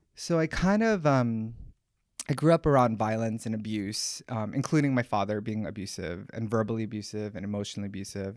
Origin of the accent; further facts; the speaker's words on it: Oahu, Hawaii, United States; I grew up in Hawaii. Um, I grew up in Oahu, of all small places.